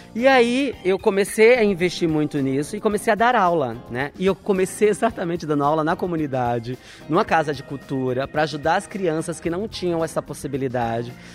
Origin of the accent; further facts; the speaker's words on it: Northeast Region, Brazil; Sendo nordestino também